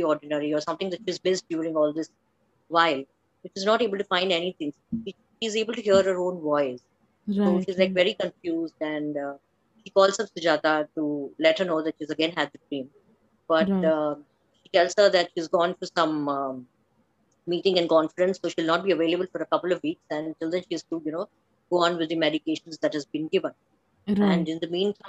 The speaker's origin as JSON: {"language": "English", "town": "Bangalore", "region": "Karnataka", "country": "India", "tie": "born or raised there", "moved": "as an adult", "lives_now": "Gujarat, India", "said": "I was brought up in Bangalore, but settled from the past few years in Gujarat"}